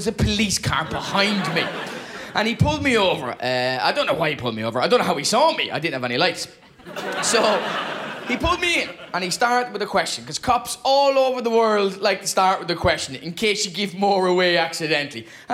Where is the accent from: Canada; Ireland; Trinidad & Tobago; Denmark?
Ireland; I am from Ireland, but I am married to a Scottish lady